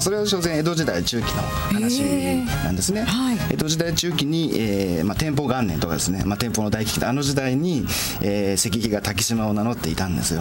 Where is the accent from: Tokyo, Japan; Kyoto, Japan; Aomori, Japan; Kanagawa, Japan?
Tokyo, Japan; Nishitokyo; たまたま私の地元の八木沢